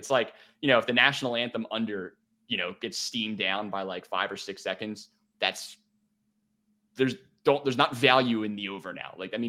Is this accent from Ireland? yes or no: no; Delaware County, Pennsylvania, United States; accent: Delco; Luke Wharton give me a hard time over my Delco accent.